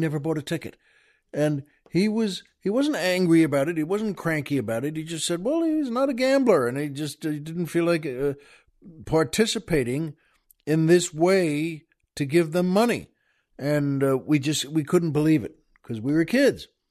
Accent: Long Island, New York, United States; now in Southern California, United States; We grew up on Long Island.

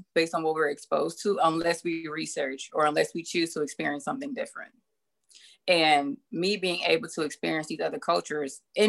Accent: Flint, Michigan, United States; So I grew up in Beecher, which, for those who aren't familiar, it's this little school district it's a suburb of Northern Flint. That's my background. That's where I grew up.

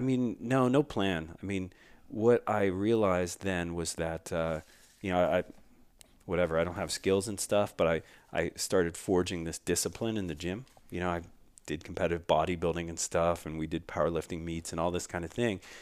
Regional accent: Philadelphia, Pennsylvania, United States; the community I grew up in in Philadelphia

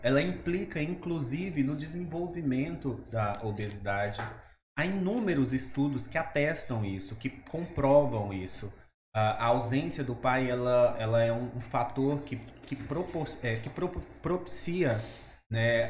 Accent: interior of Maranhão, Brazil; eu sou do interior do Maranhão, um povoado, na verdade, muito pequeno

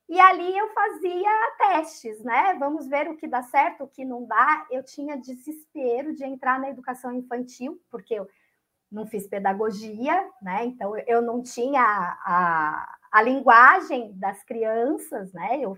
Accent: Aparecida, São Paulo, Brazil; also born or lived in Santos; Eu venho de Aparecida, Aparecida do Norte.

